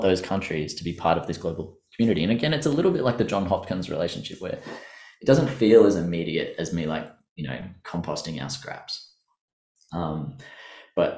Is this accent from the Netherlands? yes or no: no; Australia; us Australians